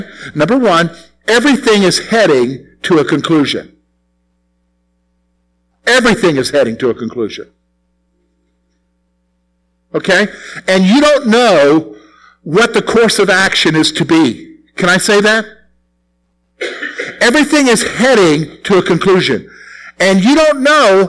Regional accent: South Carolina, United States; moved away; all there is in South Carolina where I grew up is scrub oaks, pines, and sand.

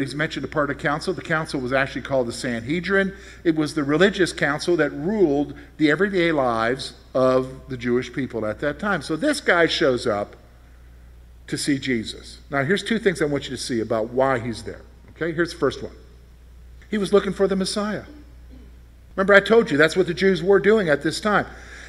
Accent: West Berlin, Berlin, Germany; born there; You know, so I was born in West Berlin, Germany, in an army hospital.

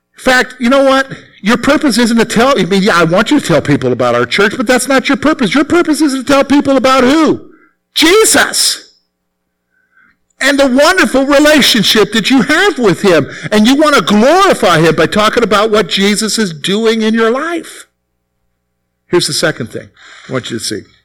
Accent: the Carolinas, United States; moved away as an adult; now in Pennsylvania, United States; I'm from the Carolinas. All right? So I'm not from around here.

